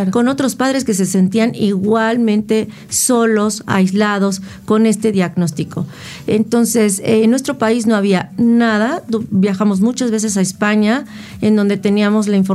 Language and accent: Spanish; Mexico City, Mexico; Entonces yo soy de la Ciudad de México